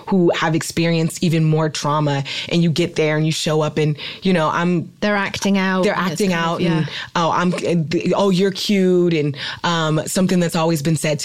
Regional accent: Oakland, California, United States; I'm from California, I'm from Oakland, and I literally was raised in a house that was constantly raided by the police

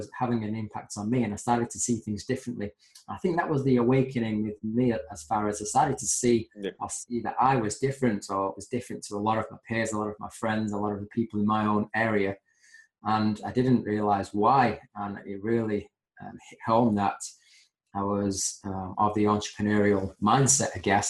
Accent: Manchester, North West England, United Kingdom; born and bred in Manchester

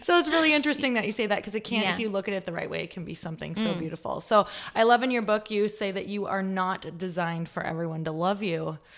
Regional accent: Midwest, United States; moved away; It's so cool because I was from the Midwest and I moved out here, which is, believe me, it feels probably like a whole different country.

